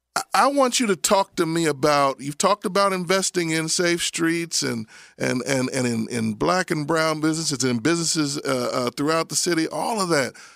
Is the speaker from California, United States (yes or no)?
no; Abington, Pennsylvania, United States; also born or lived in Frankford, Philadelphia; I grew up in Abington